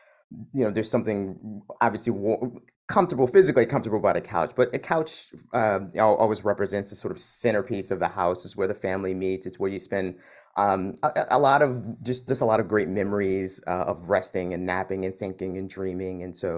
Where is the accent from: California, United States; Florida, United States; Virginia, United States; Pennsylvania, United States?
Pennsylvania, United States; Philadelphia; So I grew up over on Cherokee, just off of Johnson